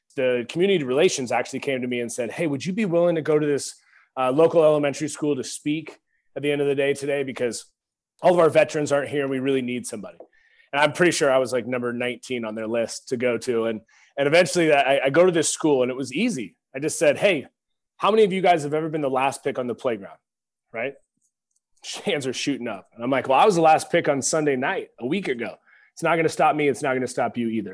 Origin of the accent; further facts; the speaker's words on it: Pacific Northwest, United States; moved away as an adult; now in Texas, United States; growing up in the Pacific Northwest